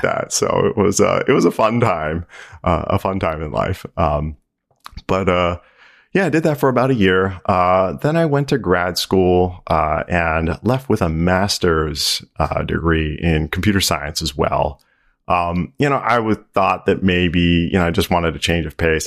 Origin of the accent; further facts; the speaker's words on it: Maryland, United States; born and raised in Maryland